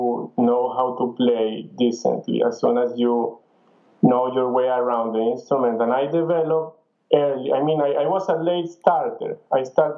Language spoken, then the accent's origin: English; Venezuela; moved away as an adult; also born or lived in Ann Arbor / France / Spain; I am from Venezuela, and I started at El Sistema